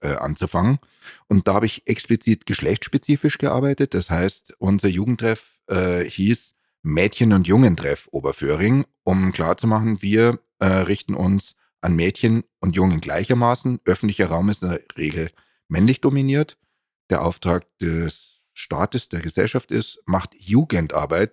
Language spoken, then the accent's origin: German; Munich, Bavaria, Germany; bin in München geboren und aufgewachsen